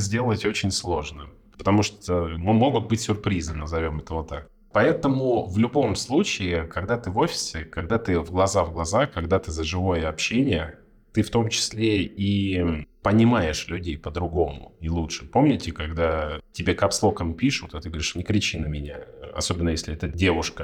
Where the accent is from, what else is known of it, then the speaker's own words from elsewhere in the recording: Far East, Russia; moved away; Я вообще с Дальнего Востока. С очень-очень там, с границы с Китаем, очень издалека.